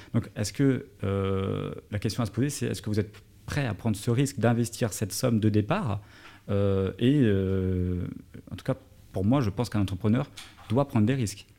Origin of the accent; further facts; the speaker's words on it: Paris, Île-de-France, France; moved away as an adult; now in Dubai, United Arab Emirates; j'ai grandi, j'ai vécu à Paris